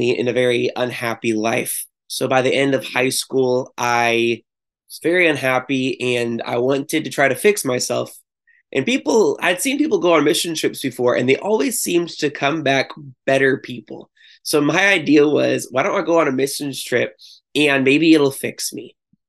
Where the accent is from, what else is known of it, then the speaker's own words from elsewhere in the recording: Chico, California, United States; now in Santa Cruz, United States; I grew up in Chico and then I ended up going to Chico State